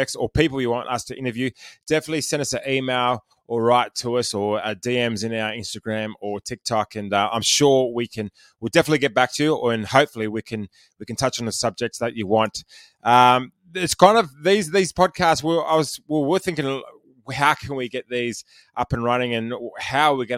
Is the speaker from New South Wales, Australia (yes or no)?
yes; Penrith, New South Wales, Australia; I'm from Penrith.